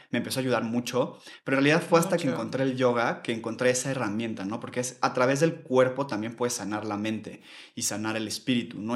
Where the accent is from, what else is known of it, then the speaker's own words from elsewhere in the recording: Mexico City, Mexico; soy de la Ciudad de México también. Yo nací y crecí aquí toda mi vida